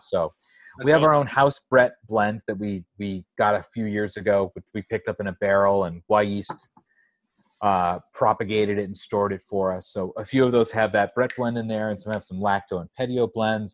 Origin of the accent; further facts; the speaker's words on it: San Diego, California, United States; moved away; also born or lived in Astoria, Queens, New York; I'm from San Diego